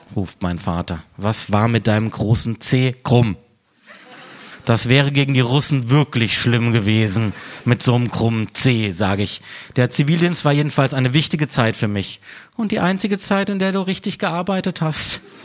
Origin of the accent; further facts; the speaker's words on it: Freiburg, Baden-Württemberg, Germany; moved away; aus meiner Heimatstadt Freiburg